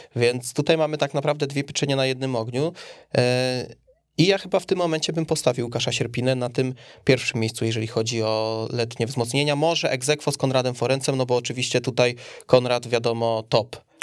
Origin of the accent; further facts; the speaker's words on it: Kielce, Świętokrzyskie Voivodeship, Poland; ja jako Kielczanin